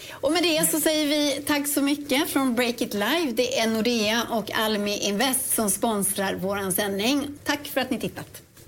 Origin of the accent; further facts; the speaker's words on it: Dalstorp, Västra Götaland, Sweden; litet ställe utanför Ulricehamn som heter Dalstorp